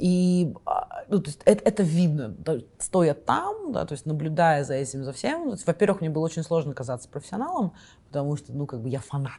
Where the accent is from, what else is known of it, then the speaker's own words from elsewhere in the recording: Kazakhstan; moved away as an adult; also born or lived in Russia; now in New Zealand; я из Казахстана